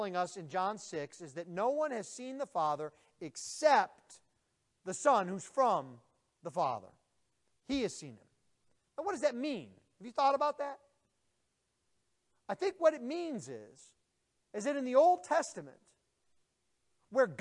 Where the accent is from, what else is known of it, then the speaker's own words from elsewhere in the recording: Buffalo, New York, United States; moved away; I'm originally from Buffalo, New York.